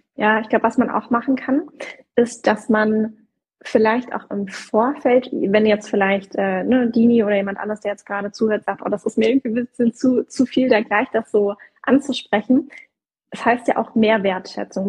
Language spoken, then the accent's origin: German; Southern Germany, Germany; ich komme aus Süddeutschland, das ist auch diese Schaffen-Mentalität, ne? also schaffe, schaffe, Häusle bauen